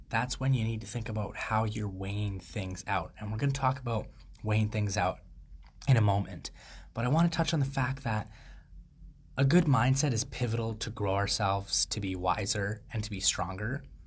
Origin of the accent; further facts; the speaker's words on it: Canada; I'm a Canadian free thought advocate